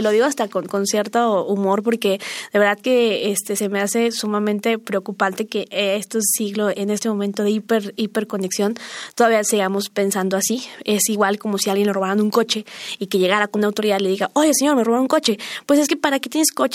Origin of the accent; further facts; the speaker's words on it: Mexico; soy una mexicana más